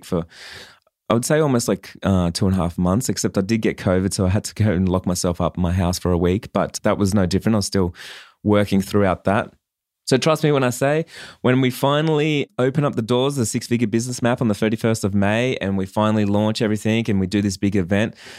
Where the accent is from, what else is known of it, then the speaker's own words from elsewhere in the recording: Australia; I'm from Australia